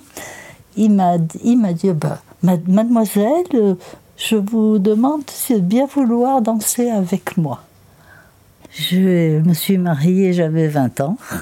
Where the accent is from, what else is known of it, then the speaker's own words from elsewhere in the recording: Limoges, Nouvelle-Aquitaine, France; moved away as an adult; now in Châteauponsac, France; Je suis née à Limoges. Je vivais dans la cité du Vigenal.